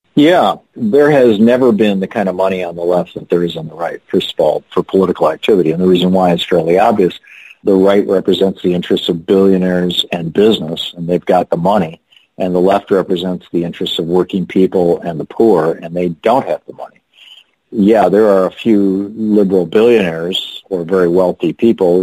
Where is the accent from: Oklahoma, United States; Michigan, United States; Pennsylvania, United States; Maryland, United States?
Michigan, United States; Lansing; When I was a kid growing up in Lansing, Michigan, we had three hospitals